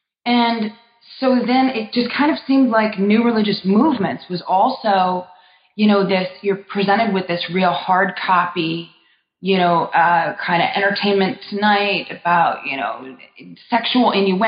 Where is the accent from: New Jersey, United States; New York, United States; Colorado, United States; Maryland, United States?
New Jersey, United States; Sure. Well, I'm from North Jersey, where I was raised and then went to college.